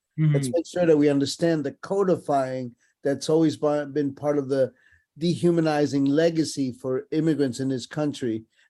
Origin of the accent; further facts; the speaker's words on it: United States; also born or lived in Ecuador; I was born in Ecuador, South America. Mm-hmm. I was raised in New York City, New Jersey of North America.